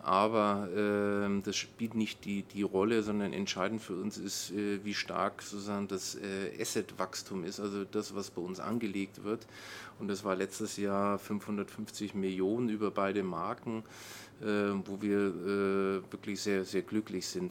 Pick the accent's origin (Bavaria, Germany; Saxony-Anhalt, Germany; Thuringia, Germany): Bavaria, Germany; Nuremberg; moved away as an adult; now in Brandenburg, Germany; ich bin in Nürnberg aufgewachsen